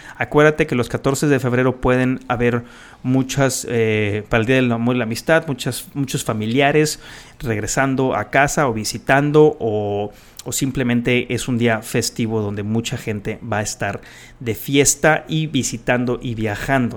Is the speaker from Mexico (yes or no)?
yes; Guadalajara, Jalisco, Mexico; moved away; yo nací en Guadalajara y tengo mucho, mucho, mucho aprecio por la gente en Guadalajara. Tengo mucha familia ahí